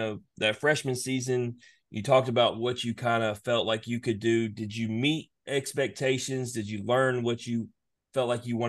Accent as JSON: {"language": "English", "town": "Memphis", "region": "Tennessee", "country": "United States", "said": "we're from Memphis, very in tune with the University of Memphis."}